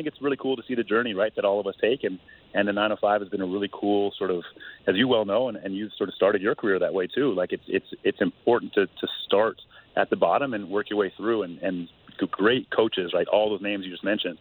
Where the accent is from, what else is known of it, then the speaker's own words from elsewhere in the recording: Canada; for me as a Canadian